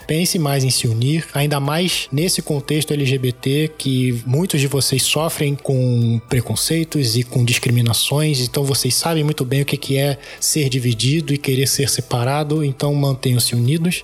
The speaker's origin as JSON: {"language": "Portuguese", "country": "Brazil", "said": "como bom brasileiro que sou"}